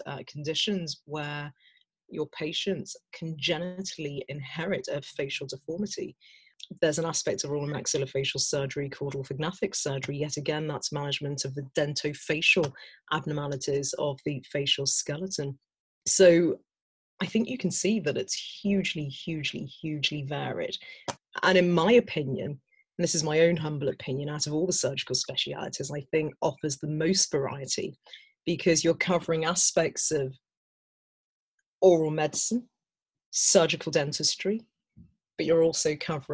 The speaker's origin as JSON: {"language": "English", "town": "Birmingham", "region": "West Midlands", "country": "United Kingdom", "tie": "born or raised there", "said": "I was born and brought up in Birmingham, the West Midlands."}